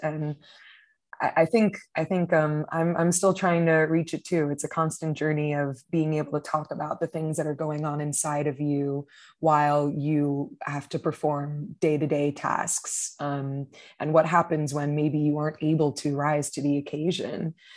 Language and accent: English; Miami, Florida, United States; moved away as an adult; now in Brooklyn, United States; I'm originally from Miami, Florida, but I've lived in Brooklyn for almost six years now